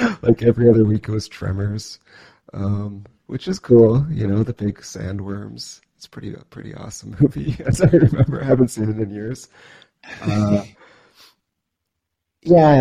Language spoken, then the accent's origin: English; Cambridge, Ontario, Canada; now in Sackville, Canada; I grew up in Cambridge, Ontario, or just outside of Cambridge, Ontario